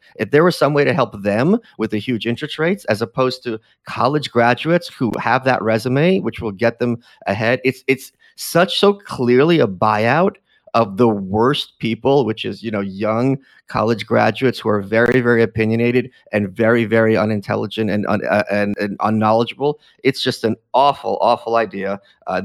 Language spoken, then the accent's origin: English; New York City, New York, United States; As a New Yorker